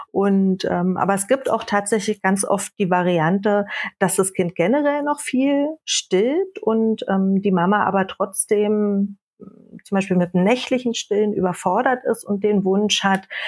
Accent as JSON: {"language": "German", "country": "Germany", "tie": "born there", "said": "gebürtig bin ich aus der Nähe von Berlin. Das werdet ihr auch heute hören, vermute ich, weil ich gerade auf Heimatbesuch bin."}